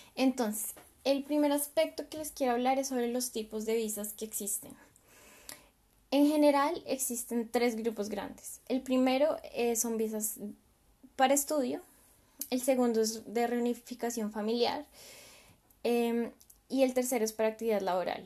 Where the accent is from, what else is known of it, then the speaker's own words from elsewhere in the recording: Colombia; moved away as an adult; now in Germany; yo pues soy de Colombia y mi experiencia fue exclusivamente ahí en Colombia